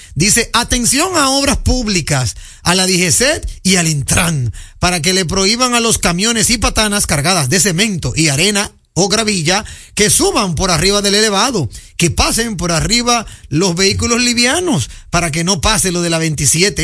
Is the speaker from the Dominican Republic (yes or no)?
yes; Dominican Republic; como buen dominicano